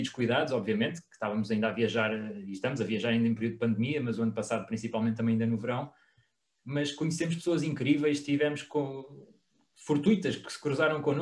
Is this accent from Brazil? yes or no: no; Portugal; nós próprios enquanto portugueses, ou seja, nós estávamos muito virados para o nosso turismo